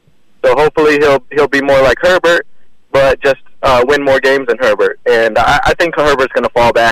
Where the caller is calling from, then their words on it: Riviera Beach, Florida, United States; in Riviera Beach.